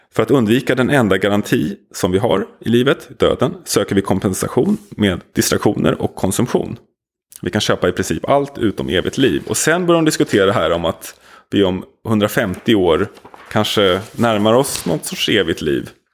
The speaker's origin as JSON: {"language": "Swedish", "town": "Nacka", "region": "Stockholm County", "country": "Sweden", "tie": "born or raised there", "also_born_or_lived": "Södermalm, Stockholm", "said": "när jag växte upp i Nacka på 80-talet"}